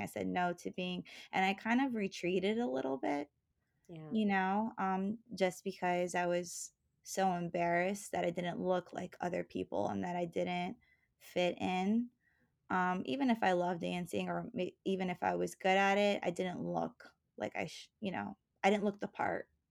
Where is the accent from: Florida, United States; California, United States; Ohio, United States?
Florida, United States; Palm Bay; also born or lived in New Jersey / New York; I grew up in Palm Bay, Florida